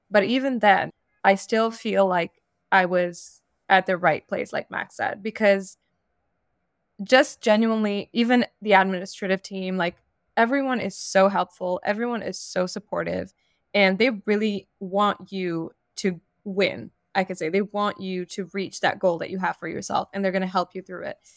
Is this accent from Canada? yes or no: yes; Montreal, Quebec, Canada; moved away as an adult; also born or lived in Morocco; now in New York, United States; I'm a Moroccan, and I grew up in Montreal before moving to New York for grad school a few years ago.